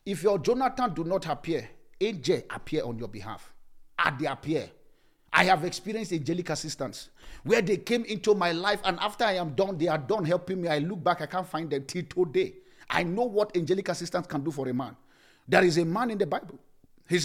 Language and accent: English; Nigeria; now in South Africa; As a Nigerian guy